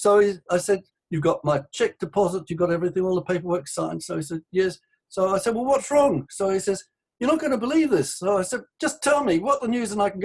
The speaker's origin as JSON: {"language": "English", "town": "Sydney", "region": "New South Wales", "country": "Australia", "tie": "born or raised there", "also_born_or_lived": "England", "said": "I was born in Sydney"}